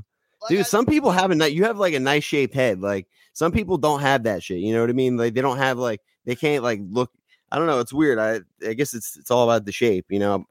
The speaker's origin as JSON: {"language": "English", "region": "New Jersey", "country": "United States", "tie": "born or raised there", "said": "I'm from Jersey, bro. I fucking grew up out here."}